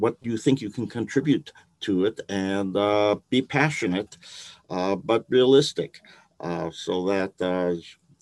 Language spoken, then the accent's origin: English; Milwaukee, Wisconsin, United States; moved away as an adult; also born or lived in Chicago, United States; now in Tennessee, United States; I grew up in Milwaukee, Wisconsin